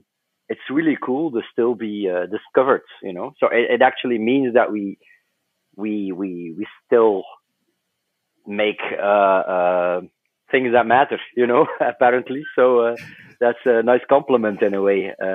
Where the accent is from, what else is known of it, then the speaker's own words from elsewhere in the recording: Flanders, Belgium; Yeah, we were all born and raised in West Flanders, and that's a small part of Belgium.